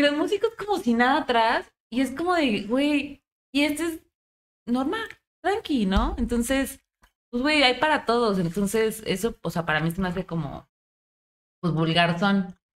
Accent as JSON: {"language": "Spanish", "town": "Monterrey", "region": "Nuevo León", "country": "Mexico", "said": "somos de Monterrey"}